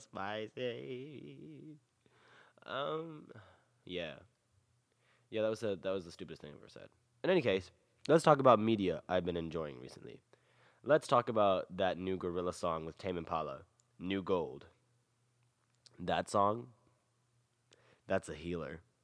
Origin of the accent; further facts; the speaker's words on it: the South, United States; I am born and raised in the South